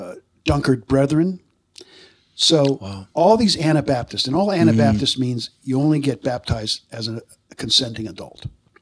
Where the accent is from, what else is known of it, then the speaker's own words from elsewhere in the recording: Allentown, Pennsylvania, United States; also born or lived in Lebanon County, Pennsylvania; I grew up in Allentown, which is all the way, you know, the … song, literally, over in Lehigh County.